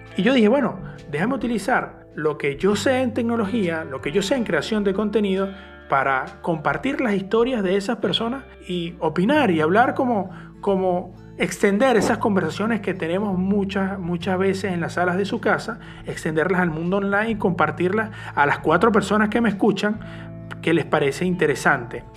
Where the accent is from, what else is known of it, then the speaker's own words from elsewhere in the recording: Venezuela; soy periodista de Venezuela